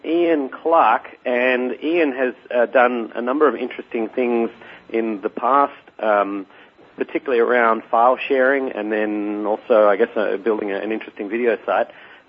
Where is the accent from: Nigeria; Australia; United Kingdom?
Australia; As an Australian